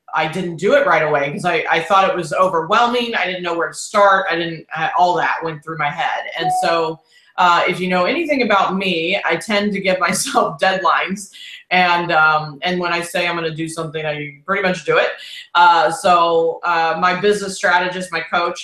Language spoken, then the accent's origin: English; Houston, Texas, United States; accent: Texas drawl; moved away; I'm here in Houston, and it's just this is where I was born and raised, but I've lived all over